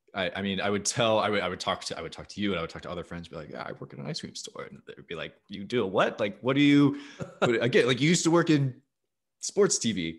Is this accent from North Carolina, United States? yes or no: no; Arizona, United States; I was not born in Arizona, but very much raised in Arizona. That is, that is where my, that is my hometown